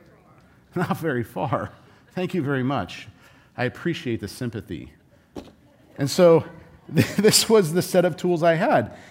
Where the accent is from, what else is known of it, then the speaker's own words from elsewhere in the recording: Southern California, United States; I grew up in Southern California.